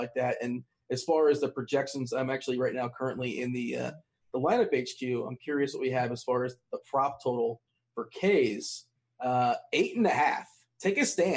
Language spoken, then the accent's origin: English; South Florida, United States; in Florida, I grew up in South Florida